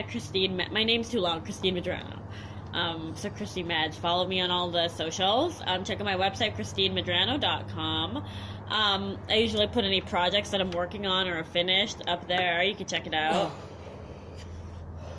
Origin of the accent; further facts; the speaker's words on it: Canada; moved away; We're Canadian